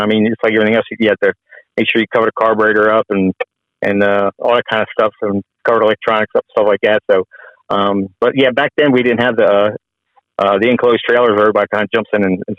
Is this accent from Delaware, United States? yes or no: yes; Delaware, United States; I grew up in Delaware.